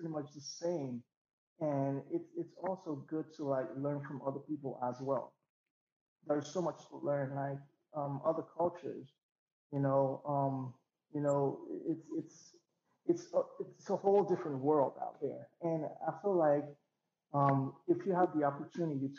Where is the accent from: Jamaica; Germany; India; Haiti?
Haiti; Port-au-Prince, Ouest; also born or lived in New York; now in Austin, United States; I'm from Port-au-Prince and I grew up there.